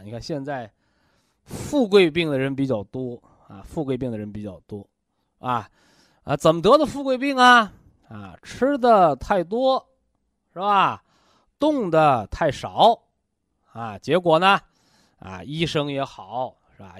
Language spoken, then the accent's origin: Chinese; China; 我们中国人呐，常说叫文以载道